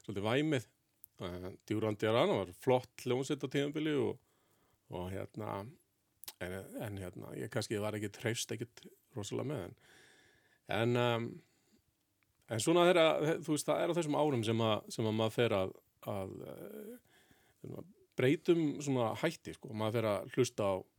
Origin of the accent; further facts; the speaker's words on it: Reykjavík, Capital Region, Iceland; Ég ólst upp í Fossvegi, svona mestafn hluta til